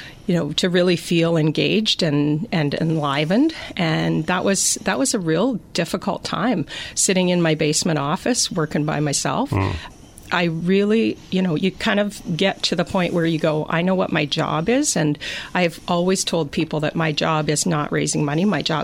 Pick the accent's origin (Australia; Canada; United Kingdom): Canada; Drayton, Ontario; I call myself a lifer. I moved there